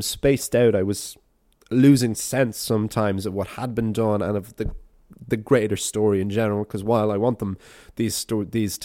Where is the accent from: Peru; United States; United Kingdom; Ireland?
Ireland; being an Irishman in Australia, running an Irish storytelling podcast